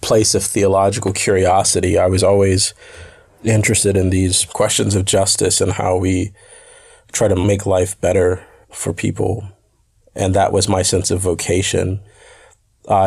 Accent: United States; I come from the United States and I was raised by parents who integrated their public schools during the Black-led freedom struggles in the United States

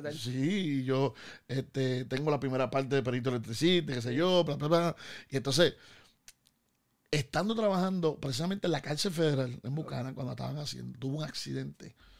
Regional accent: Bayamón, Puerto Rico; also born or lived in Río Piedras; yo eh, eh, soy vaquero, de Bayamón

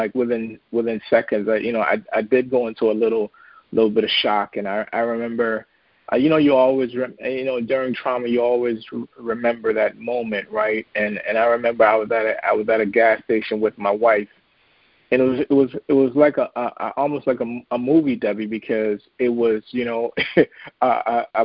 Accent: U.S. Virgin Islands; now in Maryland, United States; I grew up in St. Thomas, U.S. Virgin Islands

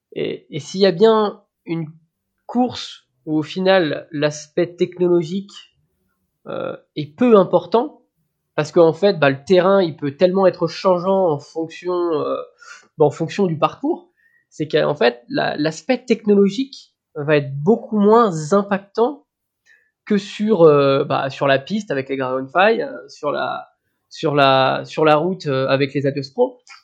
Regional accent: Brittany, France; en tant que breton

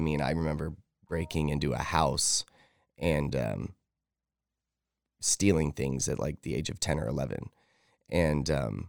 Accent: Idaho Falls, Idaho, United States; also born or lived in Fort Stewart, Georgia; I was born in Fort Stewart, Georgia. My dad was in the military, and my mom and him were very young. They were teenagers. But they were both from Idaho Falls. So they moved back to Idaho Falls, where family was, after I was born.

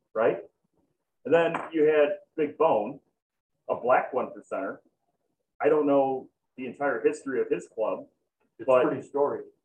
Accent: Chicago, Illinois, United States; I'm fucking from Chicago, so all convenience stores are liquor stores

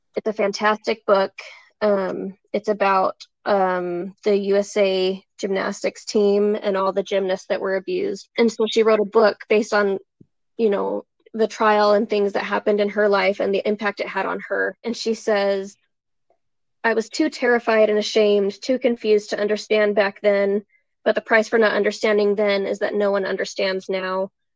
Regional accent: Springville, Utah, United States; I grew up in Springville, Utah

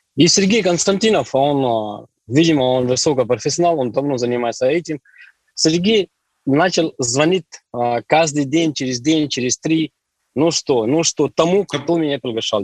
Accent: Delhi, India; Russian is a second language; moved away as an adult; also born or lived in Yekaterinburg, Russia; now in Russia; до 21 года я жил в Индии. Я оттуда родом, из Дели, там, столица Дели.

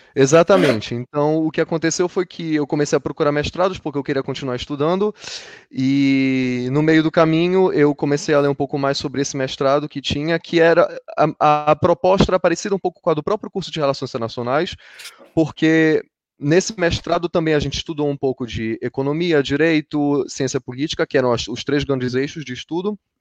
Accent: Brazil; now in Brussels, Belgium; eu venho da Amazônia

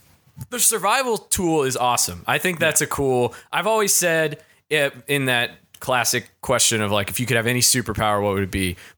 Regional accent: East Coast, United States; now in Southern California, United States; I think I grew up on the East Coast where there's less Spanish speaking.

